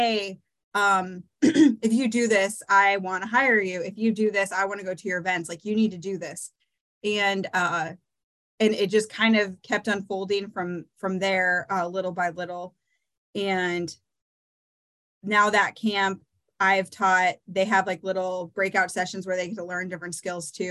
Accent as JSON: {"language": "English", "region": "Eastern Iowa", "country": "United States", "tie": "born or raised there", "said": "I'm born and raised in Eastern Iowa"}